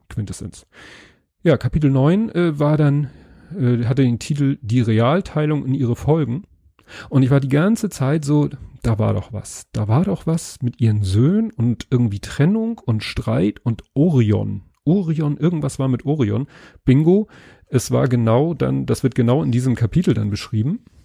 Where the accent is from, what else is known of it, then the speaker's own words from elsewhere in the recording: Northern Germany, Germany; als Norddeutscher